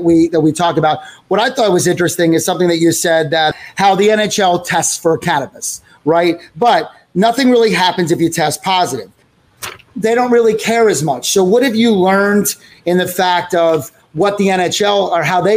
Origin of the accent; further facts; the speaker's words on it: Philadelphia, Pennsylvania, United States; I'm from Philadelphia.